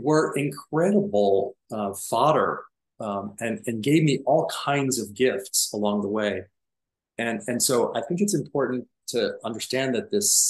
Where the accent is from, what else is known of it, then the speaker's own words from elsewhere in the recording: Miami Beach, Florida, United States; I grew up in Miami Beach.